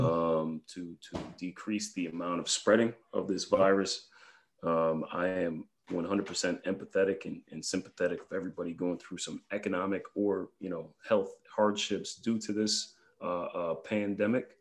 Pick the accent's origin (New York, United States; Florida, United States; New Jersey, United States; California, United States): New York, United States; I'm a New Yorker